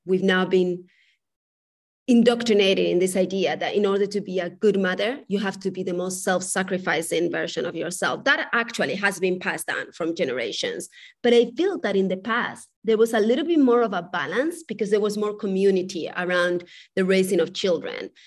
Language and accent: English; Spain; moved away; I was raised in Spain.